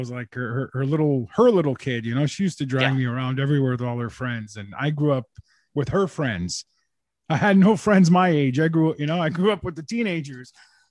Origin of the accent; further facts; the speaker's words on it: Montreal, Quebec, Canada; So, I was born and bred in Montreal.